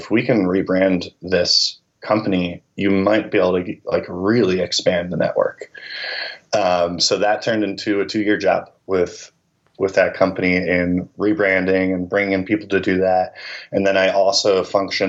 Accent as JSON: {"language": "English", "town": "Philadelphia", "region": "Pennsylvania", "country": "United States", "moved": "as an adult", "lives_now": "Nashville, United States", "said": "I'm originally from Philadelphia"}